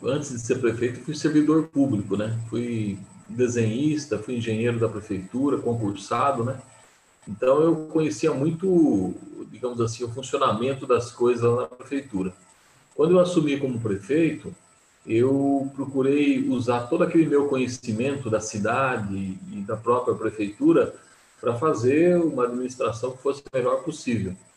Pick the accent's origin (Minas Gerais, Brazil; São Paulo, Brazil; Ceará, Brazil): São Paulo, Brazil; Jundiaí; E sou jundiaense, nasci aqui, sempre vivi aqui, nunca mudei daqui